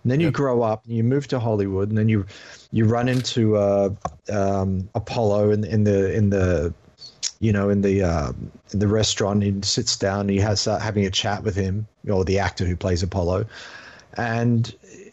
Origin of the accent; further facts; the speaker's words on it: England, United Kingdom; now in Australia; I grew up in England, then moved to Australia